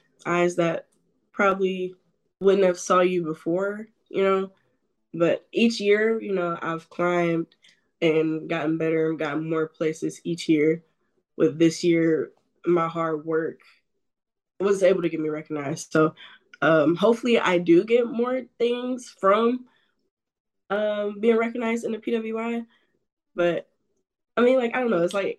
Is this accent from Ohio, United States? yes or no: yes; Cleveland, Ohio, United States; here in Cleveland, in my hometown